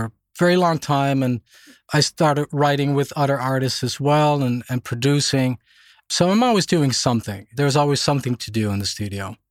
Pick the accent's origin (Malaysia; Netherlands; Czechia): Netherlands; moved away as an adult; also born or lived in Germany / Boston, United States; now in Stockholm, Sweden; when I was a baby, we moved back to Holland, where I grew up.